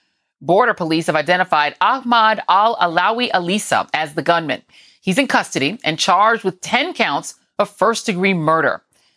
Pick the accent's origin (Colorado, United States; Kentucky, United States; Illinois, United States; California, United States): Colorado, United States; Yeah, I grew up in Colorado. I always knew lots of people had guns.